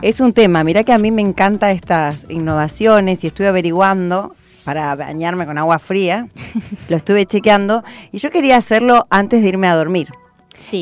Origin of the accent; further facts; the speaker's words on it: Argentina; somos los argentinos